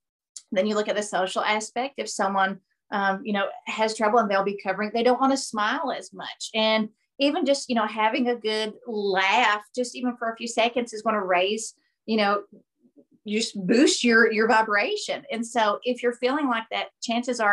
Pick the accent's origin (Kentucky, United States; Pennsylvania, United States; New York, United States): Kentucky, United States; Appalachian Mountains; also born or lived in Tennessee; I've been born and raised in the Appalachian Mountains.